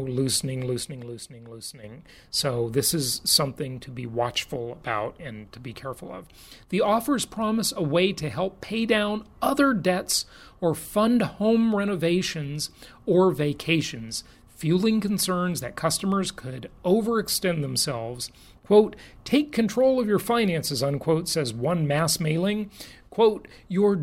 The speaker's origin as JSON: {"language": "English", "region": "California", "country": "United States", "tie": "born or raised there", "said": "my home state, California"}